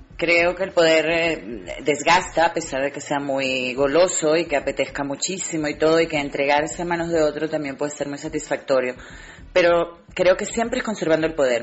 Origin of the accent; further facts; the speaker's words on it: Venezuela; moved away as an adult; now in Spain; aunque nací en Venezuela, hace 23 años que me vine a vivir a España